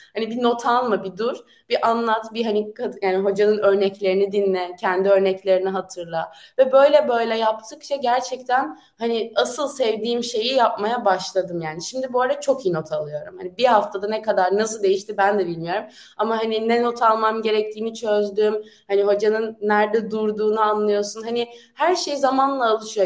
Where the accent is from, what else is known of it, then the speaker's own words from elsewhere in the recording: Turkey; moved away as an adult; now in France; Türk'üm ben